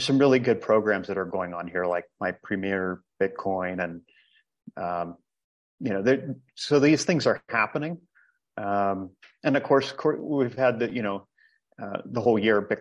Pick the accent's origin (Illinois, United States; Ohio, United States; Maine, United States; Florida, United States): Ohio, United States; moved away as an adult; also born or lived in Costa Rica; now in El Salvador; I'm originally from Ohio